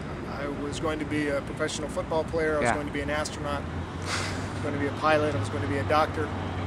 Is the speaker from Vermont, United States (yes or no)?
no; North Carolina, United States; moved away as an adult; growing up in North Carolina, acting was not a career choice.